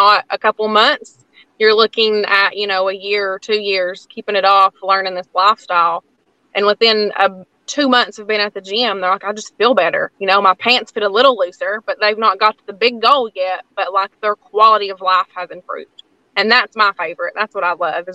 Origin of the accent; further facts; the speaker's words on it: Lansing, Tennessee, United States; I grew up in Lansing. So I grew up in, you know, not even in town